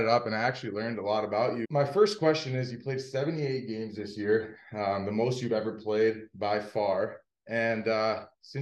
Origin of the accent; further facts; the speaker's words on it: Florida, United States; But I'm from Florida